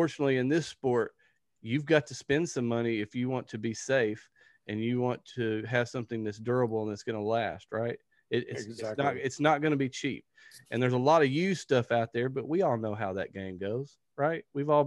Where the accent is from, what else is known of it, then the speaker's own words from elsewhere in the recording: Texarkana, United States; I'm from Texarkana